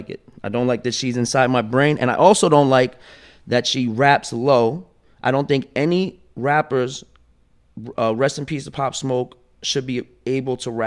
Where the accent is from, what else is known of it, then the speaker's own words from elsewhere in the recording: New York City, New York, United States; I'm from Brooklyn